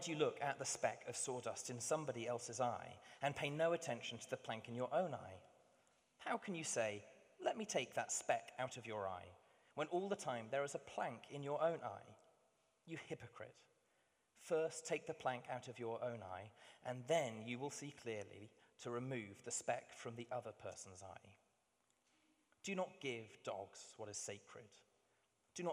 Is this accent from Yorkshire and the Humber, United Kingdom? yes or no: no; London, United Kingdom; also born or lived in Hampshire; I grew up half of my time just across the river in Wandsworth, the other half down on a farm that my family helped run in Hampshire